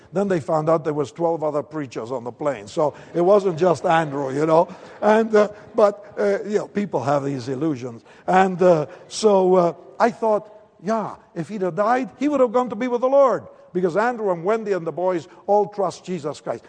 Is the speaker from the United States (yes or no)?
no; Argentina; accent: Spanish; English is a second language; moved away; I'm from Argentina, by the way. That's why the funny name and the slight accent they tell me I have.